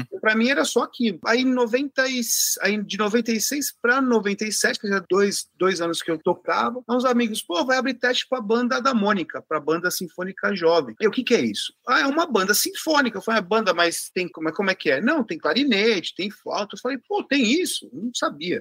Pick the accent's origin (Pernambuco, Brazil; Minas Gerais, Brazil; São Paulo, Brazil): São Paulo, Brazil; eu sou aqui de São Paulo, tal, estudo na escola municipal